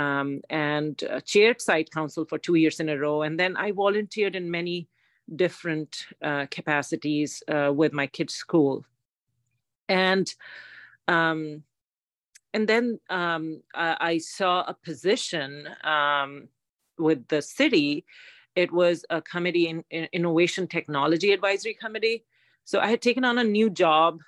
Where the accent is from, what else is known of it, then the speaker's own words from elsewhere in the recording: India; moved away as an adult; now in Foster City, United States; I'm an immigrant from India